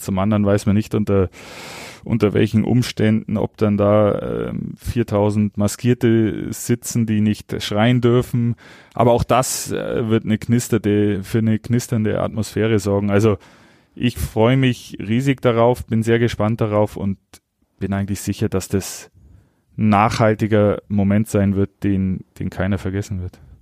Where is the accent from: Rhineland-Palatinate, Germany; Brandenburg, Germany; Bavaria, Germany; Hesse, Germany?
Bavaria, Germany; Augsburg; moved away; ich bin stolzer Augsburger